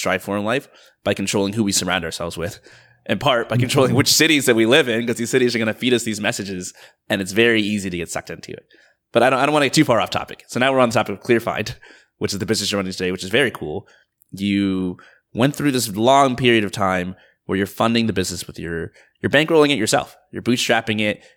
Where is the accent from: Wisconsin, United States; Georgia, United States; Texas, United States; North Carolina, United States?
Georgia, United States; I grew up like very middle class in like the suburbs of Georgia